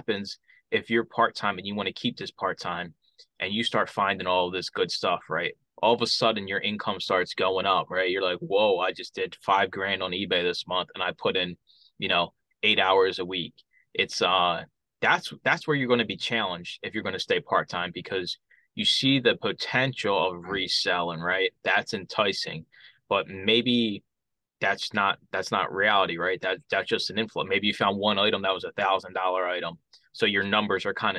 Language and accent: English; Philadelphia, Pennsylvania, United States; Growing up in Philadelphia